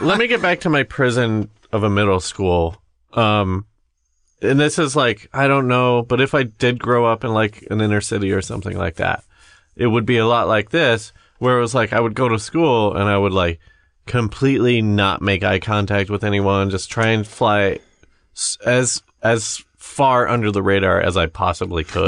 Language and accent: English; Midwest, United States; we grew up in the Midwest